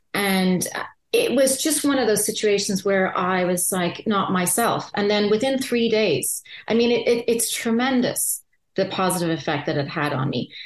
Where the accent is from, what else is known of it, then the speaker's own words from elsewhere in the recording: Ireland; I grew up in Ireland